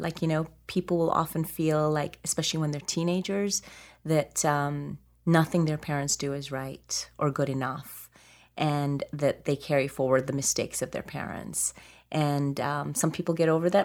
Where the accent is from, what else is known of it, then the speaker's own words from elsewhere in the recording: Alberta, Canada; I grew up in Alberta